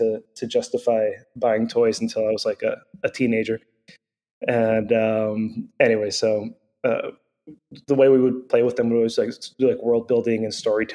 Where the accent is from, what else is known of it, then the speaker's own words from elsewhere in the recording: Venezuela; moved away; I grew up in Venezuela